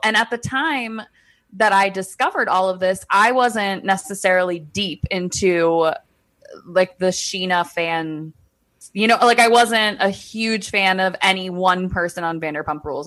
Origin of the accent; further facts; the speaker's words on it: D.C., Maryland, United States; accent: Maryland, D C; we probably just have that Maryland, D C accent